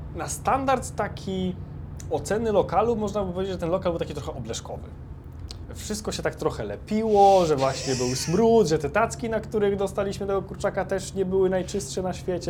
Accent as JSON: {"language": "Polish", "country": "Poland", "said": "mówimy, że z Polski"}